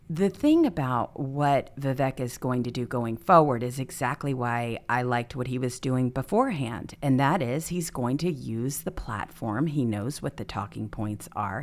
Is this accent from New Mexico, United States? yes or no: no; California, United States; moved away; I come from California